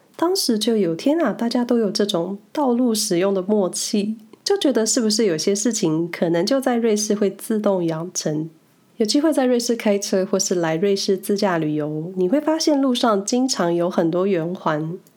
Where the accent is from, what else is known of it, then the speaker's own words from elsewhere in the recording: Taiwan; now in Switzerland; 从小在台湾莫名培养了不信任驾驶感